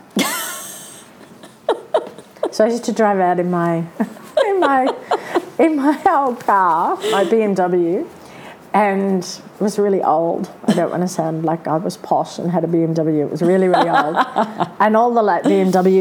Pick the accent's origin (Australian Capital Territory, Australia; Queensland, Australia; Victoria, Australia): Queensland, Australia; Brisbane; moved away as an adult; now in Sydney, Australia; I was from Brisbane